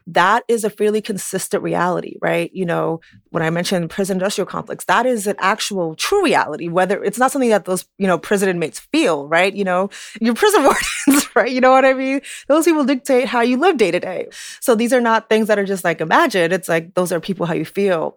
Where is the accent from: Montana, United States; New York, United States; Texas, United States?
New York, United States; New York City; living in New York, having grown up in New York, you know, just being a New Yorker